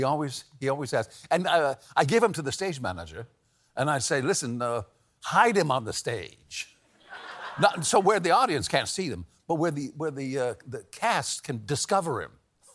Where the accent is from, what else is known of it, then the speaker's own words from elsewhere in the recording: El Paso, Texas, United States; also born or lived in Pittsburgh, Pennsylvania; I was born in Pittsburgh. And I left when I was a little kid, grew up in El Paso.